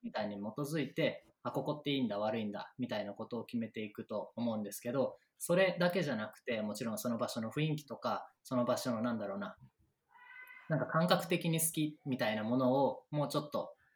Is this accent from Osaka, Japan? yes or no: yes; Osaka, Japan; now in Tokyo, Japan; 僕は大阪です